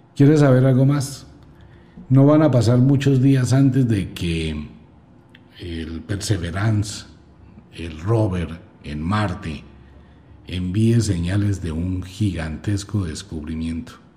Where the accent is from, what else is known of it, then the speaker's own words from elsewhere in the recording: Colombia; quiero a mi tierra con todo el alma